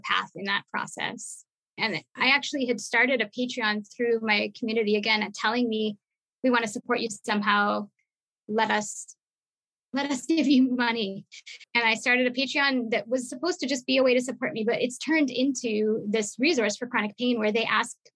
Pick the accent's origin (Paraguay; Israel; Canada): Canada; Montreal, Quebec; I come from Montreal.